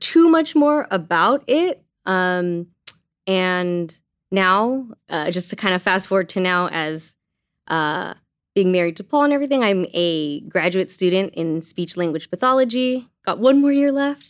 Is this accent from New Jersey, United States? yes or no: no; Azusa, California, United States; also born or lived in China; I was born in China and my parents, who are Asian American, adopted me, brought me to Azusa, and that's where I was raised